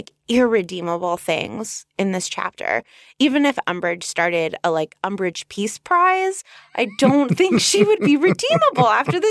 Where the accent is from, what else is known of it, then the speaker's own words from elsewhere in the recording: Los Angeles, California, United States; also born or lived in Northridge; Casper, as you know, I grew up on the North Ridge of the San Fernando Valley in Los Angeles, California. The town was called Northridge, very creative.